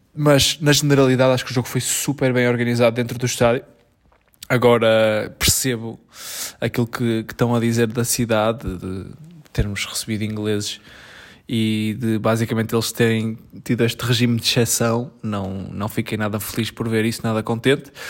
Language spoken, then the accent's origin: Portuguese; Portugal; Não sou inglês, amigo, sou português.